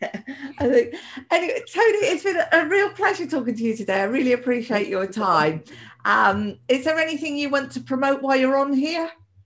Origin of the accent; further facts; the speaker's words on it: Plymouth, South West England, United Kingdom; I'm from Plymouth, so it's Plymouth Argyle for me